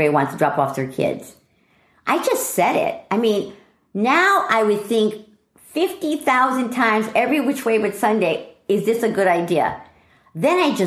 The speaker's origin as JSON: {"language": "English", "town": "Stratford", "region": "Connecticut", "country": "United States", "tie": "born or raised there", "also_born_or_lived": "Bridgeport, Connecticut", "moved": "yes", "said": "I grew up, I was born in Bridgeport, Connecticut. And when I was 4 years old, we moved to Stratford, Connecticut"}